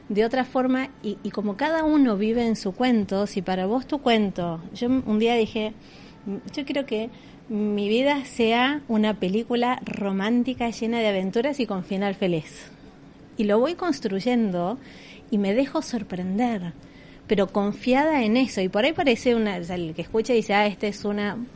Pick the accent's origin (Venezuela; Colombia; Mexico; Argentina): Argentina; moved away as an adult; Soy argentina.